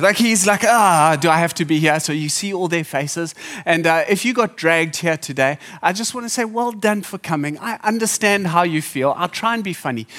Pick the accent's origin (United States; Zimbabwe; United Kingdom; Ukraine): Zimbabwe; now in Durban, South Africa; I grew up in Zimbabwe